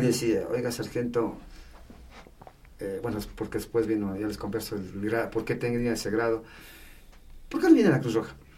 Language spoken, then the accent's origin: Spanish; Patate, Tungurahua, Ecuador; Yo soy de Patati